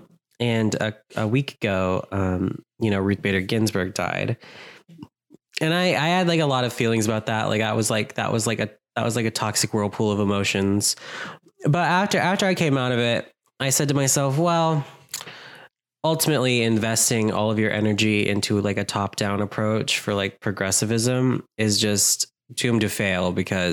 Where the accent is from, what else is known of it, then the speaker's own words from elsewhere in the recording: United States; I'm unfortunately an American